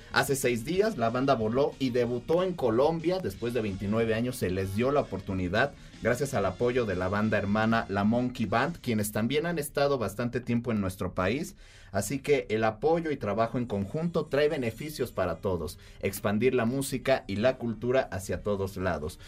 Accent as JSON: {"language": "Spanish", "country": "Mexico"}